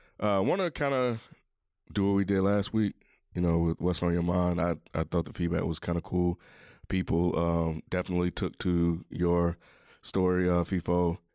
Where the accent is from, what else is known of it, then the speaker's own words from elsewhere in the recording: Mississippi, United States; you guys know I'm from Mississippi